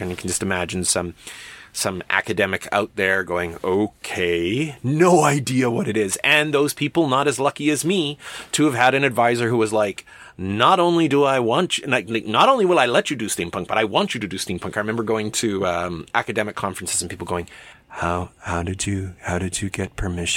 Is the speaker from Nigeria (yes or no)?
no; Alberta, Canada; I'm from Alberta